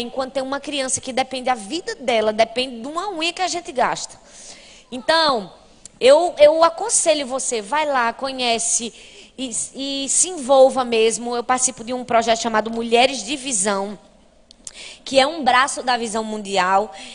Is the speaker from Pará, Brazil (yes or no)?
no; Recife, Pernambuco, Brazil; Lá na minha cidade, em Recife